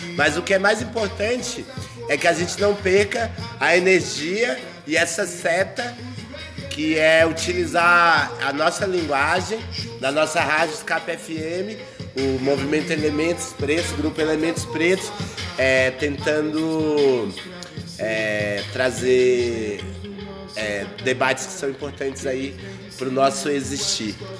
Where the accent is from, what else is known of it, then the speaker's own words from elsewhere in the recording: Brazil; eu sou brasileiro